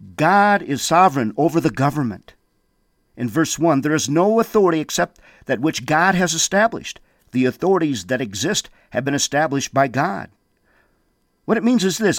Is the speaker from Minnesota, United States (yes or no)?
yes; Windom, Minnesota, United States; I remember being a young man there in Wyndham, Minnesota, growing up